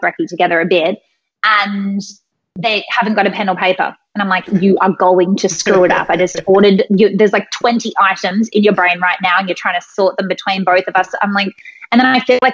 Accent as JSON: {"language": "English", "country": "Australia", "said": "I'm Australian"}